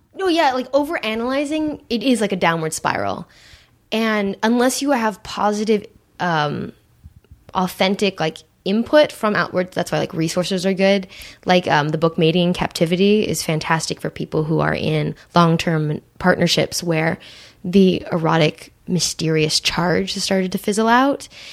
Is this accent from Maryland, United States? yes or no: no; Santa Monica, California, United States; I grew up in Santa Monica